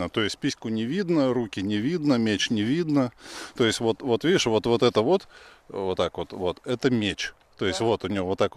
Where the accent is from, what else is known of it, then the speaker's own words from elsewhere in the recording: Russia; moved away as an adult; now in Israel; россиянином я себя перестал чувствовать, наверное, спустя месяца три после жизни в Израиле. Потому что, ну, я из России реально убегал.